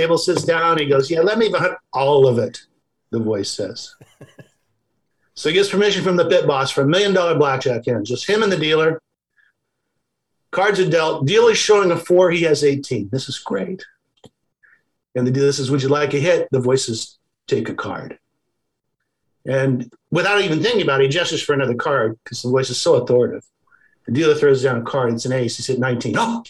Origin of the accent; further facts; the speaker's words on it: Washington, District of Columbia, United States; I was born in Washington, D.C.